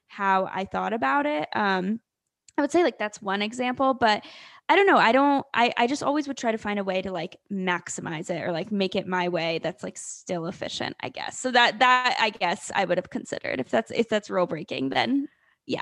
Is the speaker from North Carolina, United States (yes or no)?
yes; North Carolina, United States; I am from North Carolina